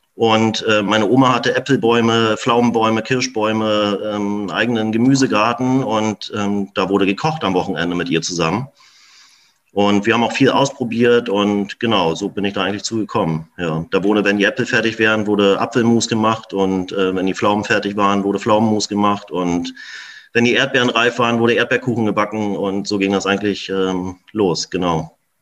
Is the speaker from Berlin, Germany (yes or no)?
yes; Berlin, Germany; moved away as an adult; now in Bohmstedt, Germany; ich bin ja in Berlin ähm, geboren, groß geworden, zur Schule gegangen